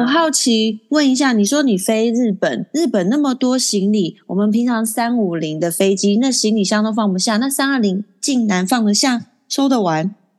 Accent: Taiwan; 身为台湾人

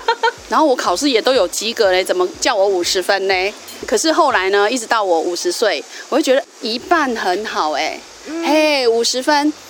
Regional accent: Dongshi, Chiayi County, Taiwan; 来到我们东石，来到我们乡下

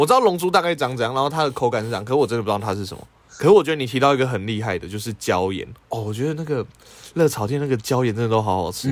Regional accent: Taiwan

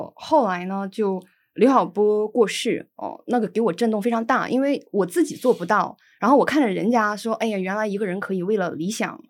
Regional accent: China; 我作为一个中国人，那如果现在就如果我竭尽全力也无法阻止，至少我可以走出去说，我作为中国人，我认为我付出的努力超出了我的我的愧疚

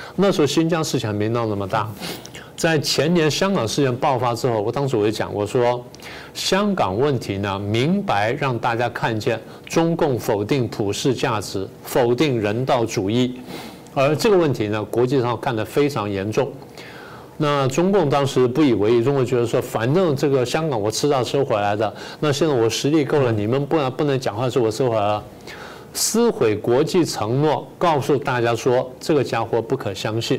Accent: Taiwan; 我们台湾人自己

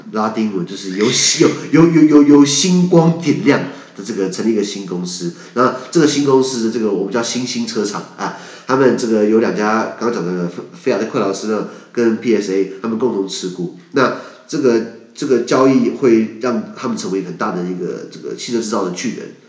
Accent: Taiwan; 我们台湾人

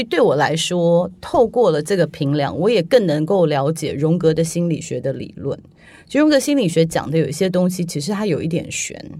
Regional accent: Taiwan; moved away; 我小时候在台湾长大啊

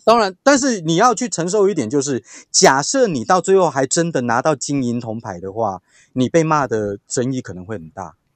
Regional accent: Taiwan; 我相信我们台湾人会乖啦

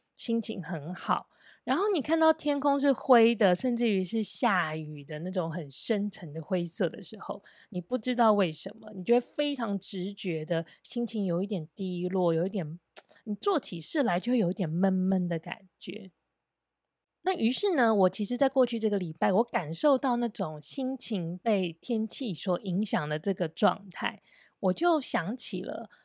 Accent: Taiwan; 我们在台湾的应试教育的成长背景

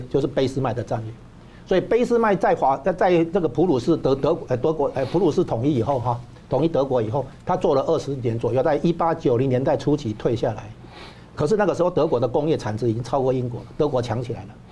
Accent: Taiwan; 我们台湾这边

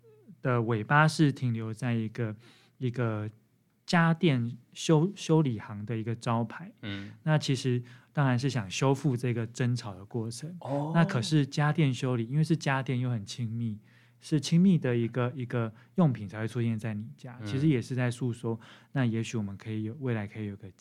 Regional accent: Taipei, Taiwan; now in Hualien, Taiwan; 我们第一次从这个台北来到花莲，那对生活中有野生动物出现，非常的讶异。

